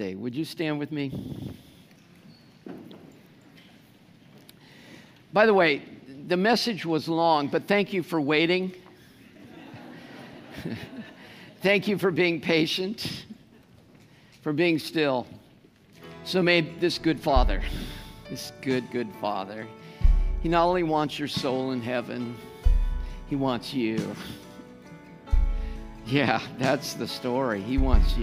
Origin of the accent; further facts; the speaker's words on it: United States; first language English; I'm an American